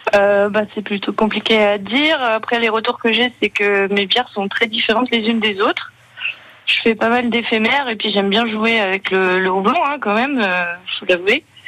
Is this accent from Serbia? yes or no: no; France; moved away; also born or lived in Gaspésie, Quebec, Canada; j'ai grandi près de la Belgique